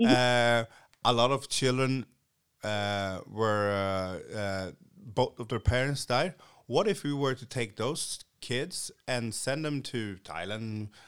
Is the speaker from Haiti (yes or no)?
yes; Haiti; now in Sweden; I'm I'm from Haiti.